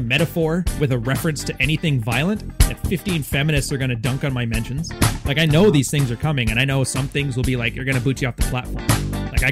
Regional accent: Canada; also born or lived in Montreal; I'm Canadian, though. Like, dude, I was on the West Coast my whole life.

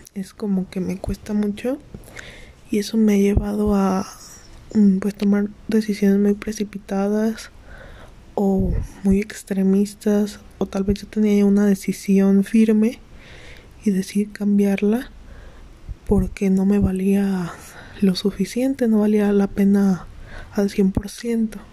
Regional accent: Mexico; tengo 19 años, eh, soy de México

